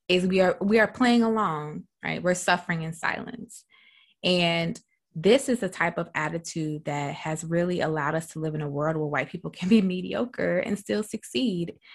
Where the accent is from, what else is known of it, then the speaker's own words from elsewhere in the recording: South Carolina, United States; I'm from South Carolina